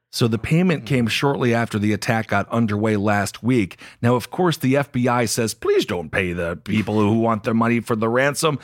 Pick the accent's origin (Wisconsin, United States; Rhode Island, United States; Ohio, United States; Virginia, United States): Ohio, United States; when I was growing up, Ohio was kind of the, it was a bellwether state